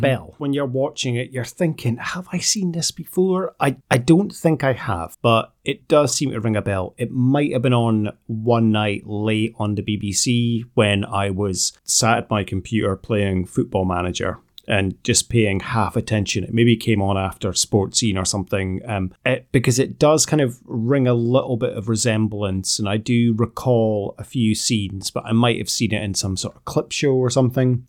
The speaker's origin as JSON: {"language": "English", "town": "Aberdeen", "region": "Scotland", "country": "United Kingdom", "said": "I'm, I'm from Aberdeen"}